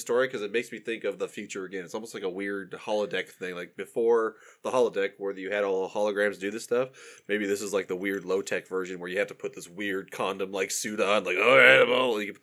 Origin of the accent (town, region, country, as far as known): United States